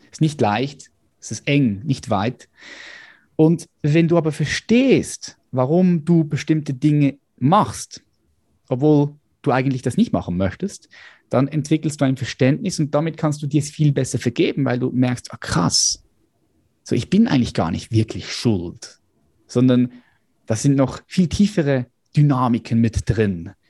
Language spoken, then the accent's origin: German; Switzerland; ich bin von der Schweiz